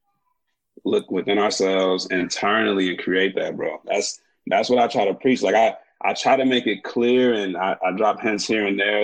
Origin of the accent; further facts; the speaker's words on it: Kankakee, Illinois, United States; I'm from Kankakee, Illinois